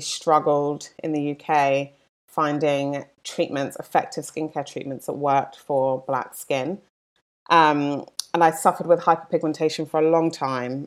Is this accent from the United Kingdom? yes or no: yes; London, United Kingdom; now in Los Angeles, United States; I'm from London, as you can probably tell from my accent, not from L A.